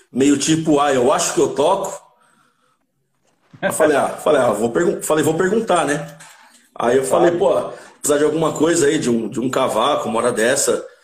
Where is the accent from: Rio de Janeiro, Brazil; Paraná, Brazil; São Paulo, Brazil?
São Paulo, Brazil; Santo André; Sou de Santo André. Santo André. André é, bairro, bairro de Camilópolis, um, um, praticamente um quarteirão de onde, de onde o … cresceu